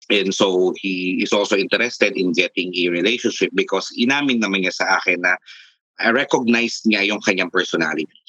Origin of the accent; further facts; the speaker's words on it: Taguig, Metro Manila, Philippines; Siguro nakita niya sa profile ko that I'm from Taguig.